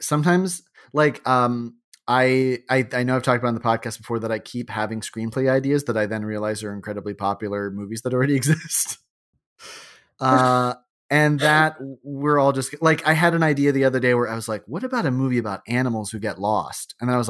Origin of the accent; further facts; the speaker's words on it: St. Charles, Illinois, United States; I am from St. Charles, Illinois, a western Chicago suburb that is about as heartland as it gets.